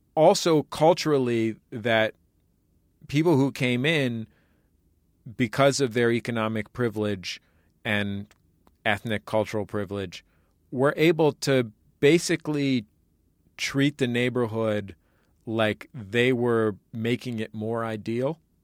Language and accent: English; San Francisco, California, United States; the neighborhood, uh, that I grew up in in San Francisco, the mission